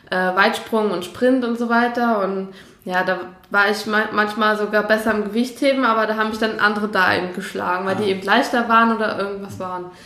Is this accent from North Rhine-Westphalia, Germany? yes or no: no; Angermünde, Brandenburg, Germany; moved away; ich komme ja eigentlich aus der Nähe von Berlin, Uckermark, mhm. mhm. Angemünde heißt das kleine